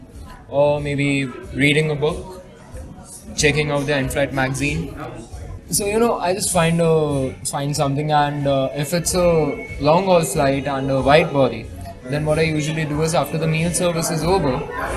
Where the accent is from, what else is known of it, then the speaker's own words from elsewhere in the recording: India; I'm flying back to the shittiest country. I love my country, but I still find it to be the shittiest country